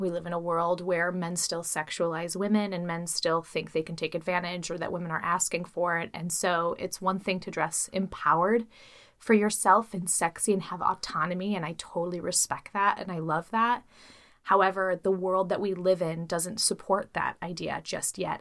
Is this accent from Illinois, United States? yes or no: yes; Chicago, Illinois, United States; I'm from Chicago